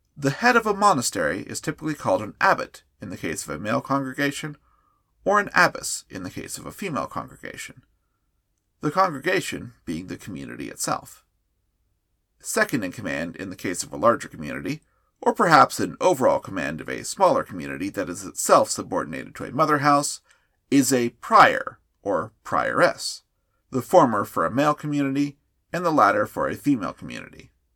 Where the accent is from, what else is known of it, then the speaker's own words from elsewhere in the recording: United States; As an American Catholic